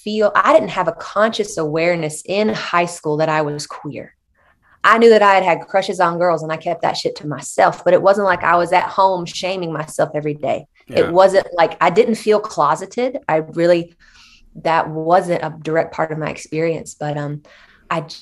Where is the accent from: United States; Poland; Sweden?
United States; Shelby, North Carolina; I am from Shelby, North Carolina. I am from a pretty conservative town.